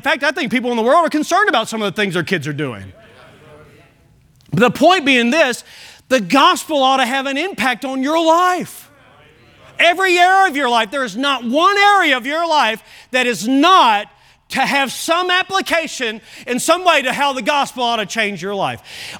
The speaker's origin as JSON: {"language": "English", "region": "Kentucky", "country": "United States", "accent": "Kentucky", "said": "Now, I've kind of camouflaged even my Kentucky accent, but every now and then it'll come out and you'll tell that I'm not even from here."}